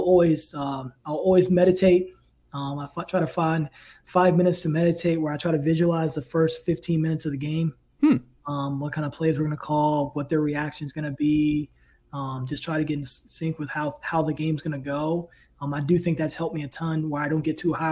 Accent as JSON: {"language": "English", "area": "Tidewater", "region": "Virginia", "country": "United States", "tie": "born or raised there", "also_born_or_lived": "New Kent, Virginia", "said": "I grew up in Tidewater in Virginia"}